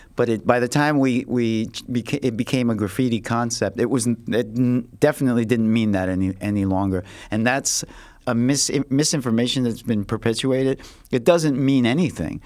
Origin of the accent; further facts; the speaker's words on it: New York City, New York, United States; I came from the Lower East Side, and it was a little more ghetto there